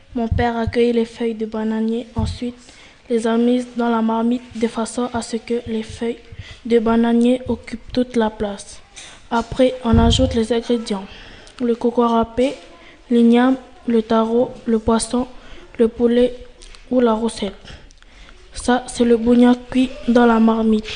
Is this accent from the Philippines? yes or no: no; Maré, Loyalty Islands Province, New Caledonia; chez nous, à Marais